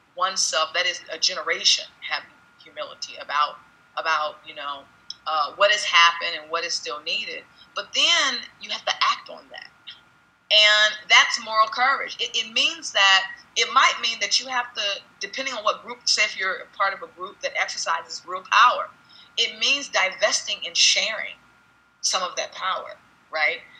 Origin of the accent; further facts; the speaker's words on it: United States; who we are as an American nation